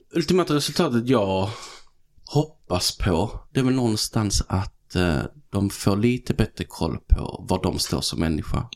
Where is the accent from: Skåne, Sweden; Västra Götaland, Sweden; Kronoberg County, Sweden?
Skåne, Sweden; Helsingborg; accent: Scanian; moved away as an adult; also born or lived in Malmö; now in Stockholm, Sweden; Född och uppvuxen i Helsingborg